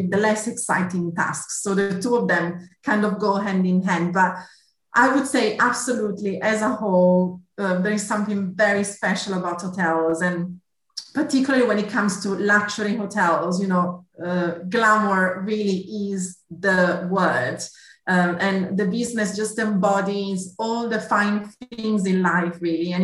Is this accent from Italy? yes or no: yes; Italy; accent: Italian; English is a second language; moved away as an adult; also born or lived in Milan, Italy; now in United Kingdom; You might have gathered from my accent, I'm Italian originally. So I did my studies back in Milan